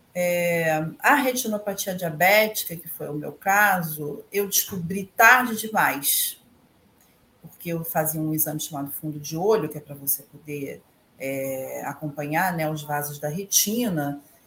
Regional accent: Niterói, Rio de Janeiro, Brazil; now in Rio de Janeiro, Brazil; sou de Niterói também, mas atualmente eu moro aqui na cidade do Rio.

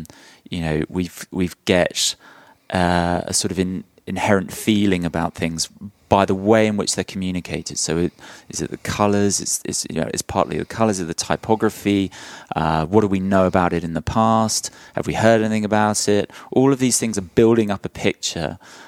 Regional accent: London, United Kingdom; moved away as an adult; also born or lived in South of England; now in Nashville, United States; But I'm a Londoner.

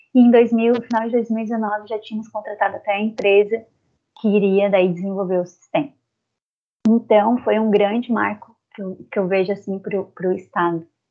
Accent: south of Santa Catarina, Brazil; sou natural aqui do sul do estado de Santa Catarina

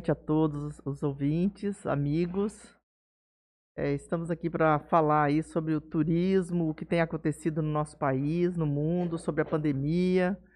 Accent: Jales, São Paulo, Brazil; Nasci em Jales. E aí? E aí fiquei por aqui, criei raiz.

